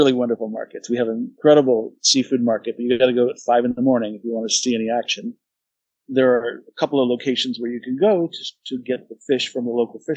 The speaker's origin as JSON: {"language": "English", "region": "New England", "country": "United States", "tie": "born or raised there", "moved": "as an adult", "lives_now": "Hakata, Japan", "said": "that's what I grew up"}